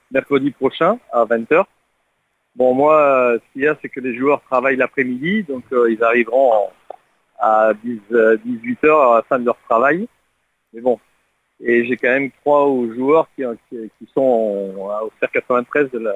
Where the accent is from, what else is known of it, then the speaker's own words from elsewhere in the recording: Lens, Hauts-de-France, France; moi je suis natif de Lens, je suis le Lensois